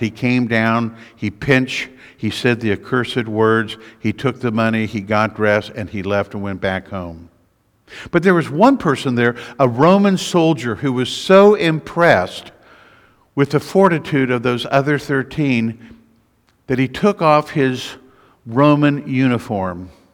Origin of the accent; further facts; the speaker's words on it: United States; also born or lived in Missouri; I'm an American.